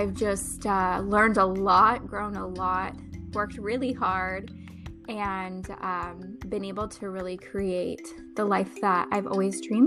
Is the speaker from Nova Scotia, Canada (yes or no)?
no; Ottawa, Ontario, Canada; now in Arizona, United States; I'm originally from Ottawa, Canada, which is the capital of Canada.